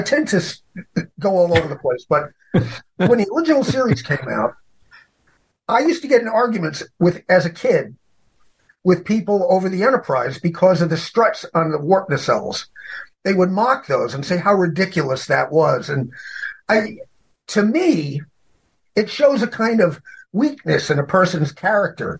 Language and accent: English; New York City, New York, United States; I'm from New York City